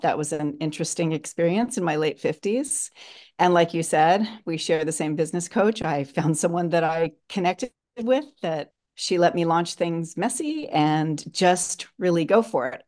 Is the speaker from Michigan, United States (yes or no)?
no; Los Angeles, California, United States; I'm from Los Angeles. I am 61 years old